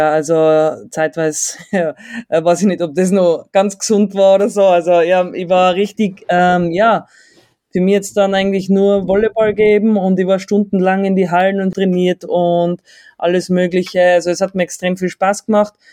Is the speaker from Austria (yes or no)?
yes; Innsbruck, Tyrol, Austria; aus der Großstadt Innsbruck.